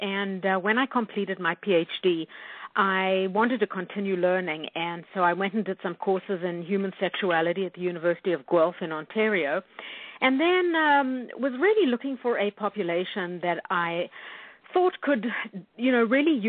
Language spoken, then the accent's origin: English; South Africa; now in Winnipeg, California, United States; No, I'm actually from South Africa, and we immigrated to Canada in 1985. So we are Canadian by choice, and Winnipeg is Canada's best kept secret.